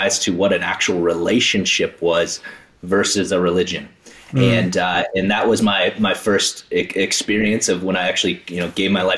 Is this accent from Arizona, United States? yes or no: no; South Dakota, United States; I grew up in South Dakota